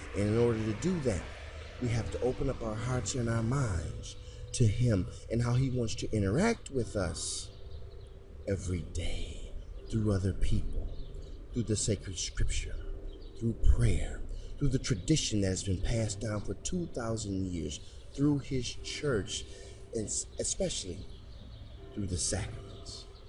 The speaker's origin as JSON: {"language": "English", "town": "Detroit", "region": "Michigan", "country": "United States", "tie": "born or raised there", "said": "I've been raised, born and raised in Detroit, Michigan"}